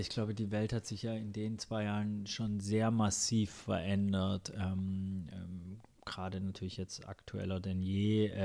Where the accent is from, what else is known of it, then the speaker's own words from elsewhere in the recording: Ludwigsburg, Baden-Württemberg, Germany; Die vier, das sind eher, wir sind halt zusammen in Ludwigsburg aufgewachsen.